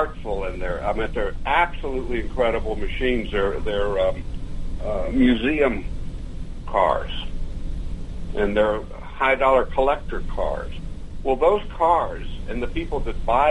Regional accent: Dallas, Texas, United States; moved away; I was born in Dallas

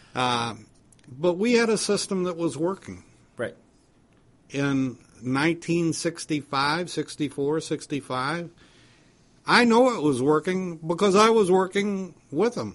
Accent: United States; as an American citizen

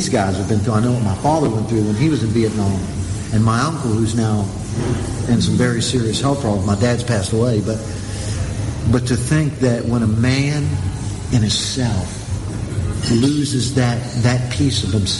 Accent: United States; moved away as an adult; now in Israel; As Americans, we don't.

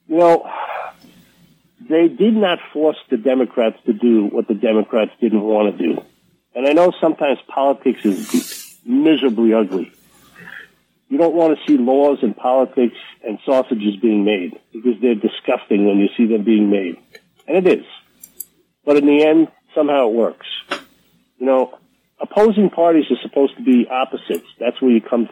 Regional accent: New York, United States; I'm from New York.

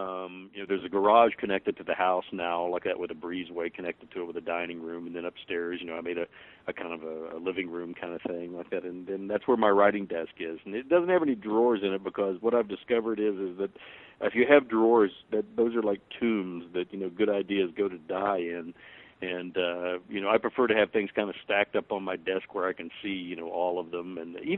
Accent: United States; born there; And I say, well, I was born here in America.

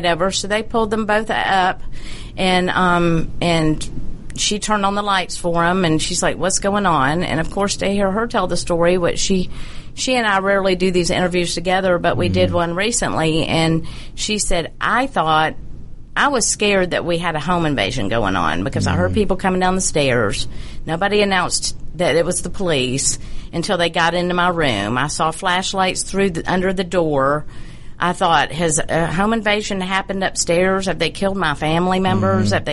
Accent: United States; I'm an American

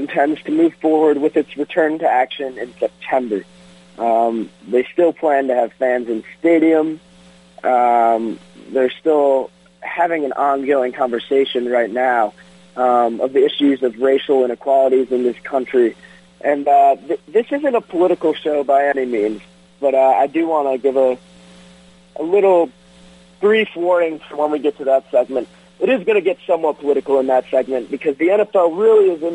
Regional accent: Detroit, Michigan, United States; My hometown Tigers

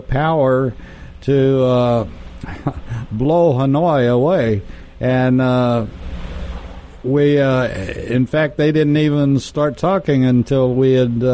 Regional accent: Texas, United States; I'm from Texas

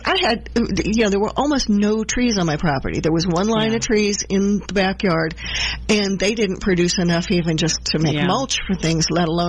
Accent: Midwest, United States; also born or lived in New Jersey; now in Georgia, United States; I grew up in the Midwest with 20 or 30 feet of topsoil, and it was all sandy loam, and then moving to New Jersey

